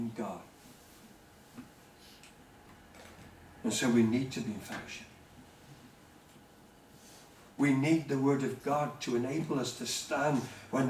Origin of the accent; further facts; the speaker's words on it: United Kingdom; as British people